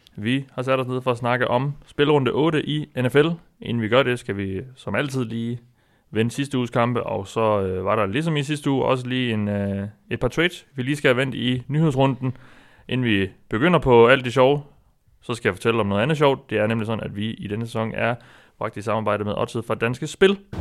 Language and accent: Danish; North Jutland, North Denmark Region, Denmark; Jeg er fra Nordjylland